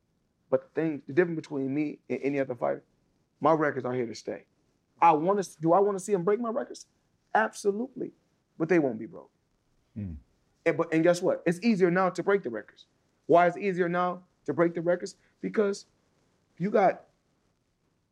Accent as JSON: {"language": "English", "country": "United States", "said": "I'm a Black American."}